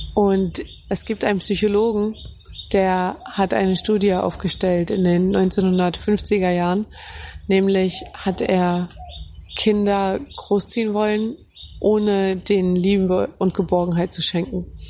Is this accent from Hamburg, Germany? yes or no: yes; Hamburg, Germany; moved away as an adult; now in Cambodia; Ich fühle mich ganz, ganz besonders heim in Hamburg. Ich meine, da bin ich groß geworden, da habe ich meine Kindheit erlebt, meine Familie ist dort.